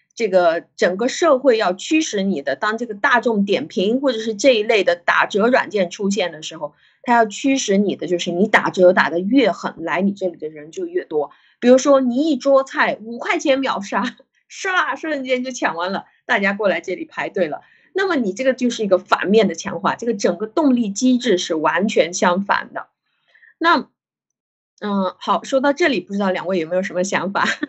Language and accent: Chinese; China; 我们中国人